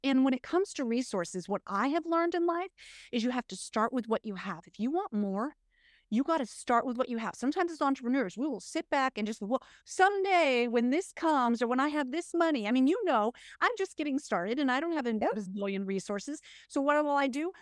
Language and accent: English; United States; We're, we're American women